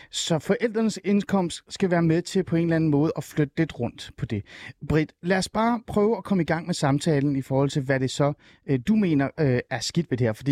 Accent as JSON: {"language": "Danish", "area": "Djursland", "region": "Central Denmark Region", "country": "Denmark", "tie": "born or raised there", "said": "jeg er opvokset på"}